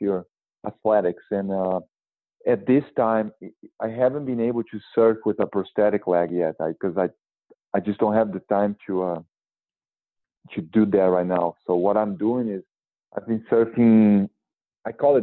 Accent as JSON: {"language": "English", "country": "Brazil", "tie": "born or raised there", "moved": "yes", "lives_now": "Santa Barbara, United States", "said": "my hometown community in Brazil"}